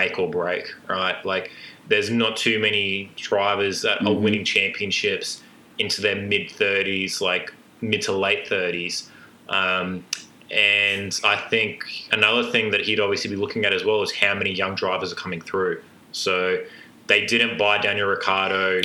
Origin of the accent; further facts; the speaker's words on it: England, United Kingdom; I'm English